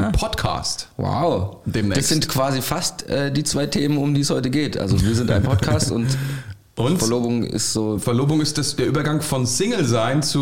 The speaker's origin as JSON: {"language": "German", "country": "Germany", "said": "Als ähm, Hesse oder Rheinhesse"}